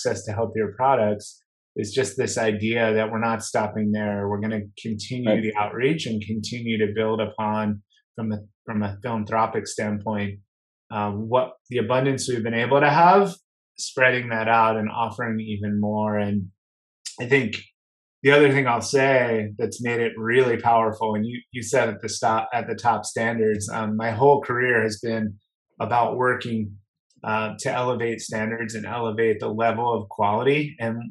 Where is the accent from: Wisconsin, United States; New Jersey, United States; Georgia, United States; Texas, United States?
New Jersey, United States; moved away; also born or lived in Boston / Colorado; growing up in New Jersey